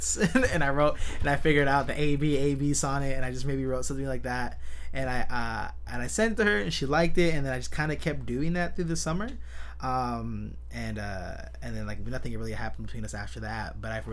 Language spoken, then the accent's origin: English; San Jose, California, United States; I was born and raised in San Jose, California